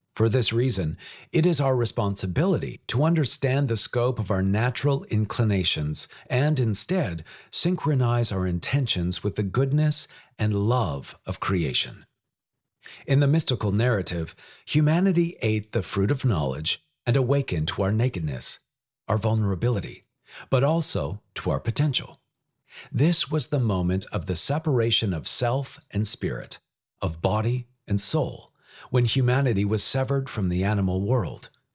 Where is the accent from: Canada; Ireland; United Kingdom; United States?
Canada; British Columbia; Growing up in British Columbia, with its abundance of wild natural settings and wetlands, within and beside the cities of Richmond and Vancouver